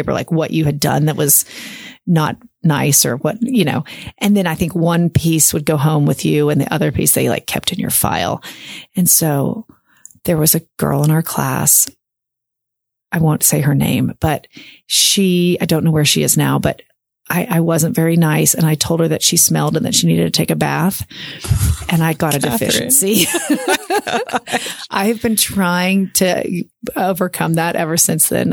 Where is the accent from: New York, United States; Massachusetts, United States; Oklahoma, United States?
Oklahoma, United States; Oklahoma City; I was born in Oklahoma City at St. Anthony's Hospital.